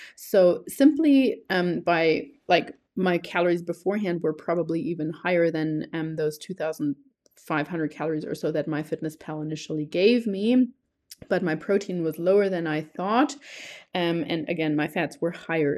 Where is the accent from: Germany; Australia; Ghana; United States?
Germany; also born or lived in New Zealand; now in Colombia; I am originally from Germany. I have lived there until two thousand nine, but then moved to New Zealand until two thousand nineteen.